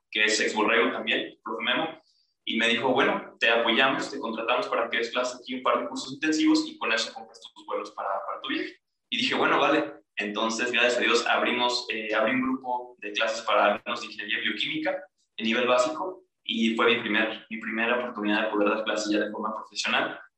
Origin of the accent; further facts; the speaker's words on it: Toluca, State of Mexico, Mexico; also born or lived in Aguascalientes / Colima / Sonora; now in Puebla, Mexico; Yo soy de Toluca, del estado de México